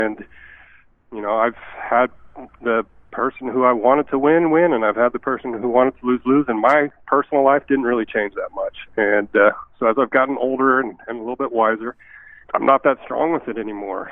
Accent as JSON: {"language": "English", "town": "Fairfield", "region": "California", "country": "United States", "tie": "born or raised there", "also_born_or_lived": "Saskatchewan / Ecuador / Costa Rica / Manitoba", "moved": "as an adult", "lives_now": "Steinbach, Canada", "said": "Born and raised in Fairfield, California, about 40 minutes from San Francisco"}